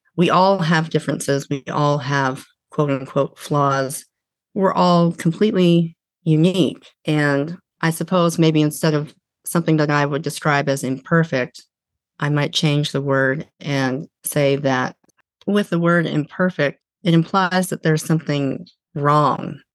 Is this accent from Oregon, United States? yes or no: yes; a small town outside of Eugene, Oregon, United States; moved away as an adult; also born or lived in California; now in Washington, United States; I grew up in a small town outside of Eugene, Oregon, and lived there really until my early 20s